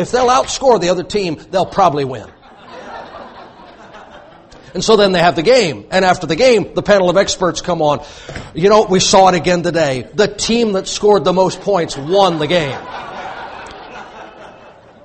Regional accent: Louisiana, United States; I'm from Louisiana

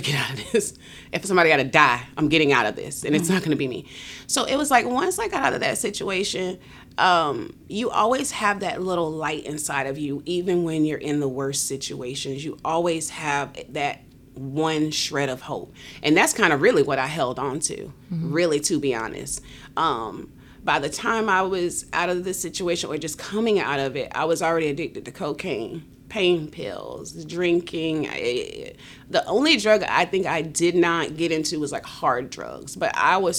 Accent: West Palm Beach, Florida, United States; I'm from West Palm Beach, Florida.

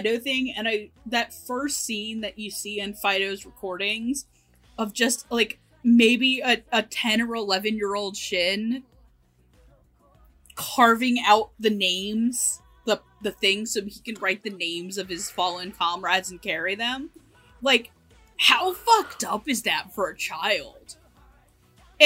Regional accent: United States; as an American

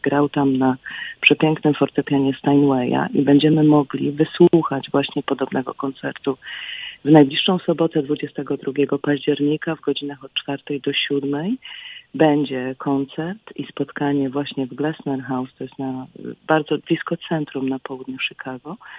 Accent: Bogoria, Świętokrzyskie Voivodeship, Poland; now in United States; pochodzę z Bogori w Świętokrzyskich Górach

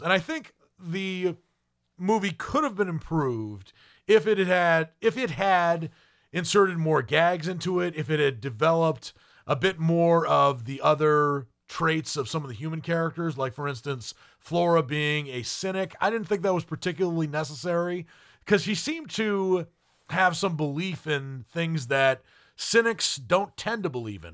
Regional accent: United States; an American

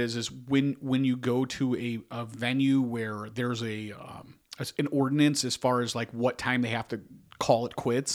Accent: Chicago, Illinois, United States; we're from Chicago

